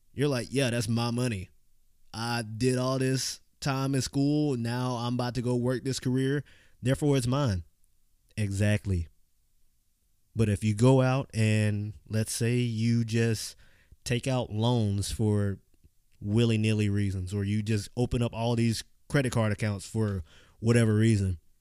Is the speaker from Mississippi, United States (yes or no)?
yes; Clinton, Mississippi, United States; I grew up in Clinton, Mississippi